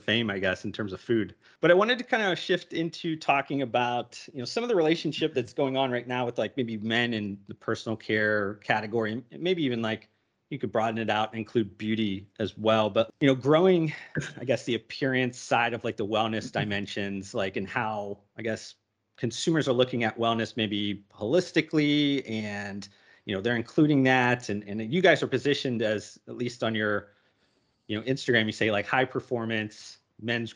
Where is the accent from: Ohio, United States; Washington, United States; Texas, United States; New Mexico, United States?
Ohio, United States; Youngstown; moved away; I grew up Northeast Ohio in Youngstown